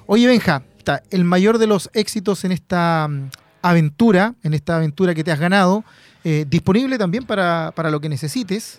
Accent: Penco, Biobío, Chile; Penco es amor, mi tierra de allá, nacido y criado en Penco City.

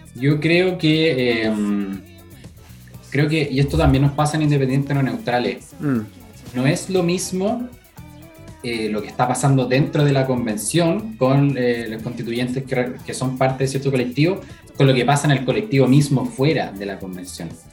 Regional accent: La Florida, Santiago Metropolitan Region, Chile; soy de la Florida, pero de la Florida a, Santiago

